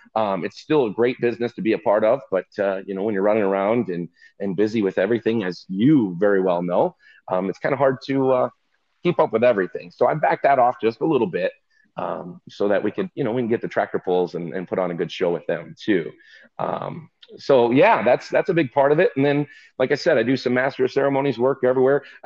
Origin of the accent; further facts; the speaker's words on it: Stuart, Illinois, United States; I'm from Stuart, Illinois. So I'm just south of Rochelle or Rockford, right up north central Illinois